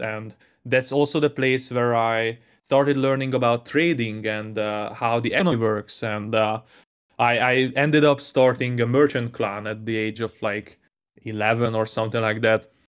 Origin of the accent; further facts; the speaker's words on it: Hungary; I grew up in Hungary